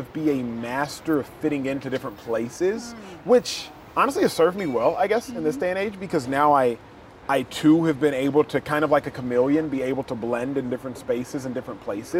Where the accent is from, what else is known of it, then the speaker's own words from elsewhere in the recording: Nigeria; My pole, if you will, that I'm attached to if I were the ball, is my faith, my Christianity, and being a Nigerian.